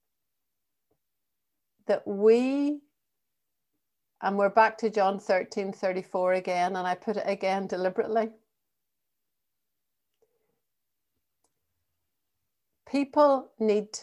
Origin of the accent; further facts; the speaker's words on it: Northern Ireland, United Kingdom; accent: Northern Ireland; also born or lived in England / Thurles, County Tipperary; now in Ireland; we both had Northern Ireland accents